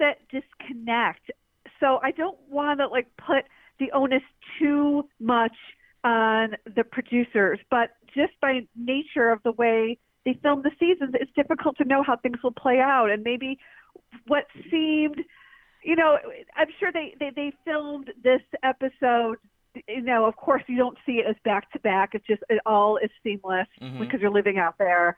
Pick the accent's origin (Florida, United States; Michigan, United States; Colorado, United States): Michigan, United States; Detroit; now in New York, United States; Even though I have not lived in Detroit since 1994, I still always consider myself a Detroiter.